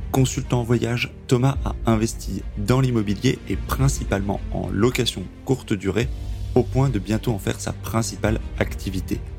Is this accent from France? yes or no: yes; Paris region, Île-de-France, France; moved away as an adult; also born or lived in United States; now in Toulouse, France; j'ai grandi en région parisienne, mais je suis de Toulouse maintenant.